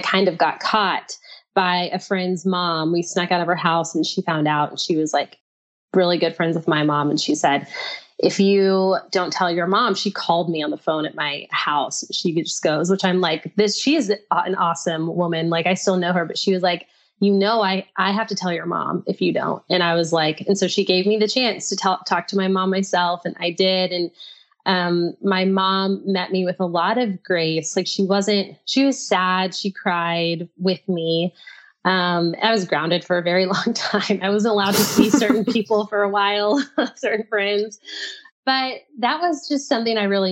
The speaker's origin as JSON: {"language": "English", "region": "Texas", "country": "United States", "tie": "born or raised there", "also_born_or_lived": "Brazil / Nashville / England", "said": "I grew up in Texas where it's like 71% Christian"}